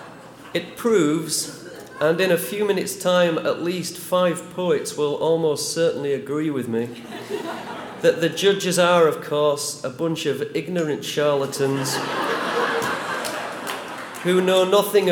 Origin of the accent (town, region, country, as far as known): Huddersfield, Yorkshire and the Humber, United Kingdom; born or raised there